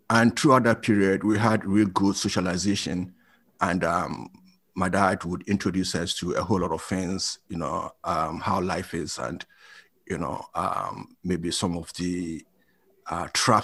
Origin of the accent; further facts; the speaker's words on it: Brong-Ahafo, Ghana; moved away as an adult; also born or lived in Kumasi, Ghana / United Kingdom; I grew up in Ghana, came to the UK in 1990